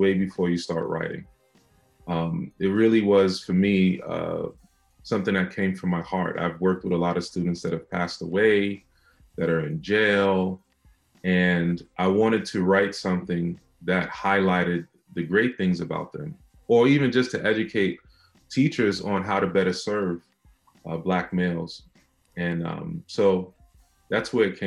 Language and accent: English; New York City, New York, United States; I was born and raised in Brownsville, Brooklyn